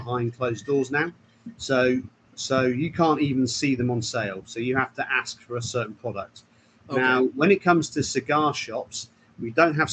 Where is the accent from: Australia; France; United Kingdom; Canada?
United Kingdom; England; we're English